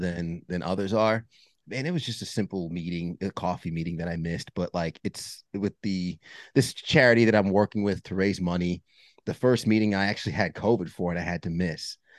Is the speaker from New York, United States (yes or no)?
yes; New York, United States; I grew up in New York, uh, Northeast